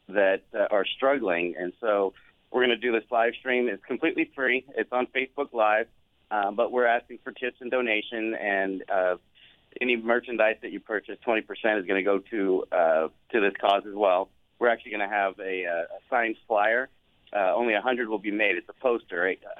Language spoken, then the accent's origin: English; Southwest Missouri, United States; I grew up in Southwest Missouri.